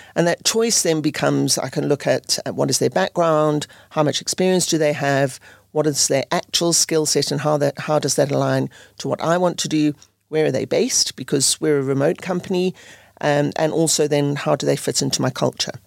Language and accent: English; South Africa; moved away as an adult; also born or lived in United Kingdom / Netherlands; I grew up in South Africa